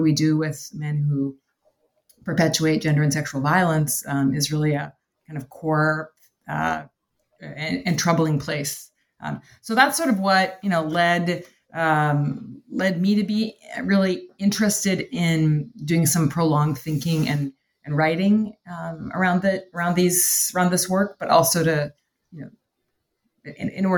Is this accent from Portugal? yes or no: no; Canada; now in Chicago, United States; I am from Canada originally